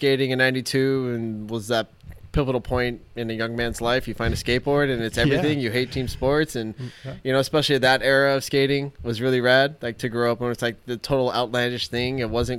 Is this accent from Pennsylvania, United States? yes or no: no; Los Angeles, California, United States; So I grew up in Chatsworth